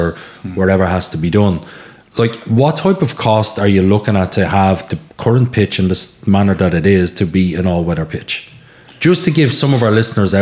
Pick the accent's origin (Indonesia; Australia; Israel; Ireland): Ireland; Dublin, Leinster; moved away as an adult; now in Lusk, Ireland; I grew up in Coolock, and we had no outlet